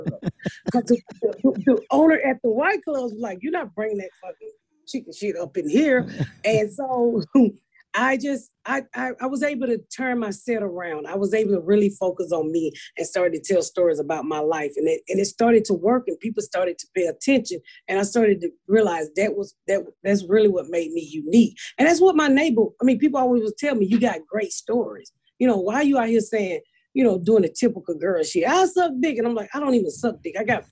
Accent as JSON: {"language": "English", "town": "Atlanta", "region": "Georgia", "country": "United States", "also_born_or_lived": "Montreal", "lives_now": "Indiana, United States", "said": "Well, I left Montreal. I mean, I'm a new comic. I'm, what, 4 years in? I just moved to Indiana. And I'm from Atlanta."}